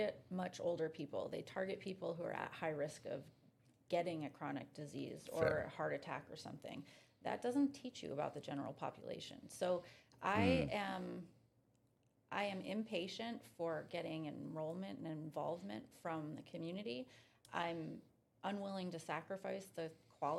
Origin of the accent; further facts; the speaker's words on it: Wayland, Massachusetts, United States; moved away; also born or lived in Colorado; the community that I grew up in Wayland, Massachusetts